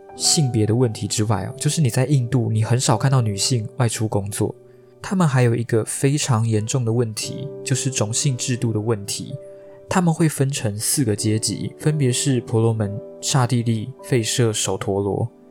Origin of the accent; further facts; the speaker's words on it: Taiwan; 像我们台湾人渐渐有办法去接受同性婚姻这件事情